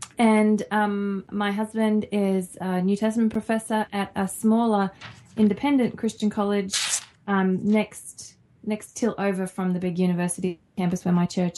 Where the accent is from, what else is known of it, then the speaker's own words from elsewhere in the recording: Australia; moved away; Yes, we're both Australian.